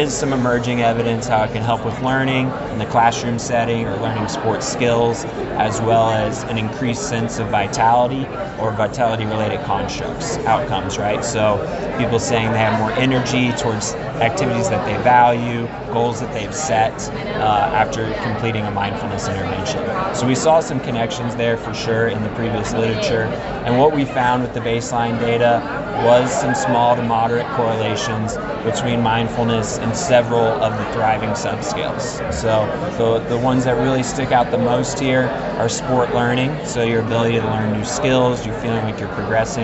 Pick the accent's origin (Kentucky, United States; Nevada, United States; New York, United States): Kentucky, United States; Louisville; moved away; also born or lived in West Virginia; I'm originally from Louisville, Kentucky.